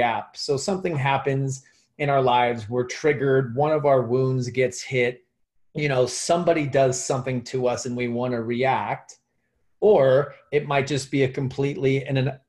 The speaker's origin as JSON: {"language": "English", "town": "Phoenix", "region": "Arizona", "country": "United States", "tie": "born or raised there", "said": "I grew up here in Phoenix, Arizona"}